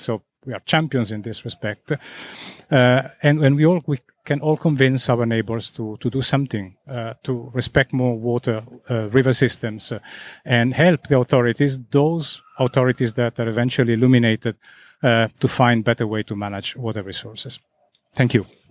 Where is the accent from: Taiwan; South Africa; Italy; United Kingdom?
Italy; now in Zurich, Switzerland; I come from Italy